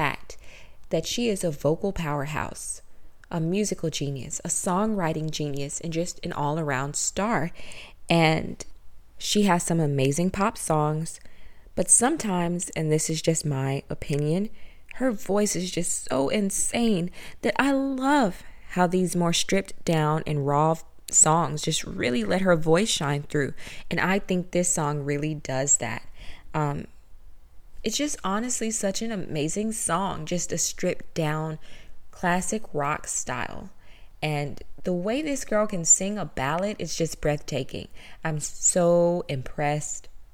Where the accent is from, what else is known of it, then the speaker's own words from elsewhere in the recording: the South, United States; I'm from the South. I grew up in a small town in the South